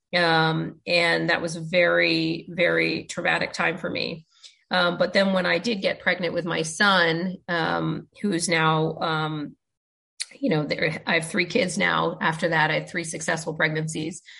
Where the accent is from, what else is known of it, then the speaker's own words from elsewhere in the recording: United States; growing up in the States